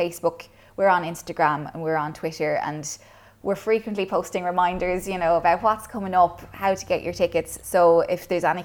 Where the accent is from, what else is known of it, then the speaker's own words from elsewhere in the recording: Kilcash, Munster, Ireland; So I grew up in Clonmel, well, technically Kilcash out in Sleaford